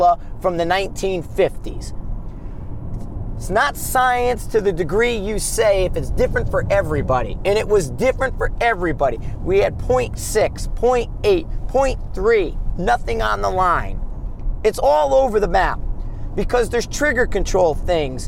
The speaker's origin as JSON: {"language": "English", "country": "United States", "said": "we're American"}